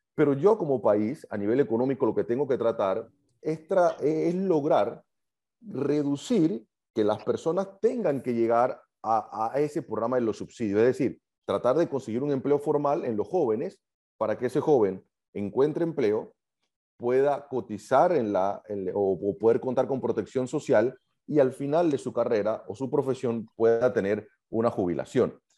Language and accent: Spanish; Panama; lo estamos pagando todo como panameños